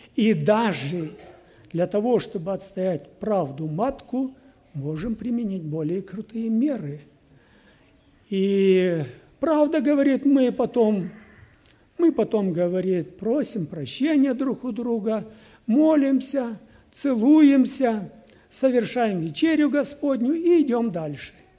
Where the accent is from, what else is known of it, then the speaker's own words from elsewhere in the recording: Kyrgyzstan; Сам я был из Киргизии